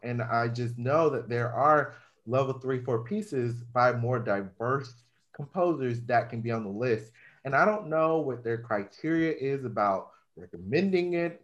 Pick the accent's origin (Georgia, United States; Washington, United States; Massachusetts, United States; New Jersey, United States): Georgia, United States; now in Florida, United States; I'm from Georgia